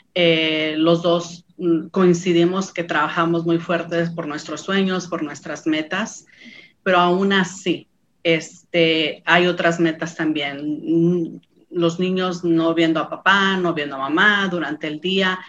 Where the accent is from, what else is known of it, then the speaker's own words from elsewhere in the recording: San Lorenzo, San Luis Potosí, Mexico; moved away; Provengo de San Luis Potosí, México, de un pueblito llamado San Lorenzo. Es un pueblito donde todos nos conocemos